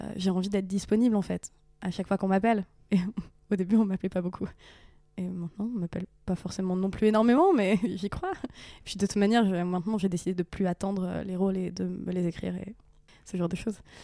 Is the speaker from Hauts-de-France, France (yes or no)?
yes; Bichancourt, Hauts-de-France, France; moved away; j'ai grandi en Picardie, dans un petit village